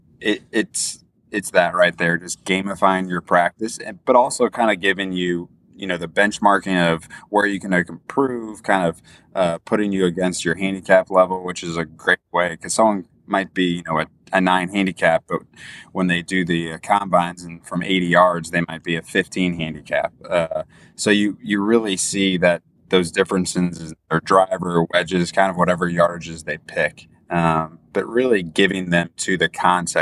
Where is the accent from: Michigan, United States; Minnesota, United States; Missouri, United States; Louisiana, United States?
Missouri, United States; St. Louis; I'm from St. Louis, Missouri